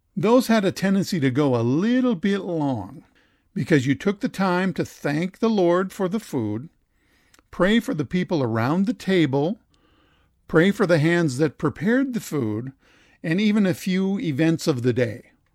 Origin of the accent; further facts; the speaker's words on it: Dassel, Minnesota, United States; my hometown of Dassel, Minnesota